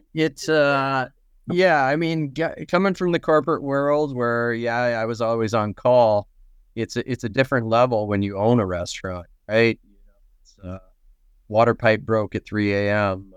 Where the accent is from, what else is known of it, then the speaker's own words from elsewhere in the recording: Nebraska, United States; now in Minnesota, United States; I'm not originally from Minnesota, so I don't eat a lot of hot dish. I'm from Nebraska